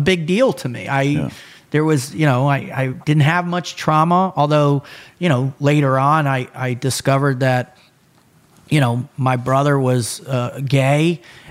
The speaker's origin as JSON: {"language": "English", "town": "Boca Raton", "region": "Florida", "country": "United States", "tie": "born or raised there", "said": "I was born in 72. We moved to Boca in 73. My dad set up a law firm, law practice there, built it up, and I grew up in this just amazing, incredible, you know, Boca was a small, sleepy beach town"}